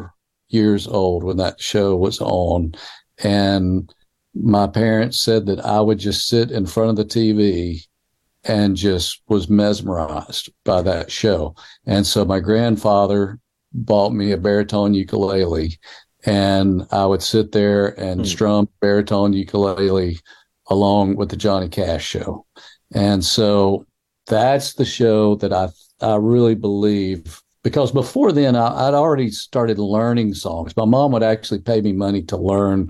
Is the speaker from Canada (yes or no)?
no; Clinton, Mississippi, United States; also born or lived in Meridian, Mississippi; the high school at Clinton High School, where I was at that time, because I moved from Meridian to Clinton about the time I was three